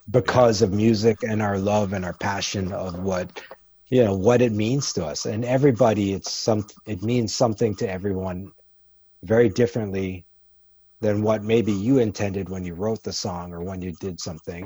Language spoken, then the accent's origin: English; Canada; moved away as an adult; also born or lived in Kingston, Jamaica / New York City, United States; now in United States; I grew up in Jamaica till I was about six, and then we moved to Canada when I was six and a half. And I grew up in Canada till I was in my early twenties.